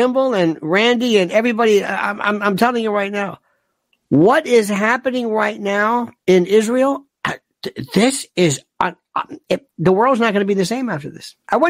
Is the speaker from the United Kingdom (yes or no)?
yes; Manchester, North West England, United Kingdom; Yes, I'm from Ermston, Manchester, near Old Trafford.